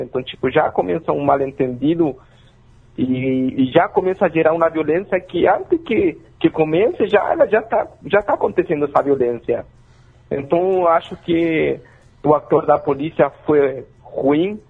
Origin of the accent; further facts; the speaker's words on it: Chile; Portuguese is a second language; now in Brazil; eu sou chileno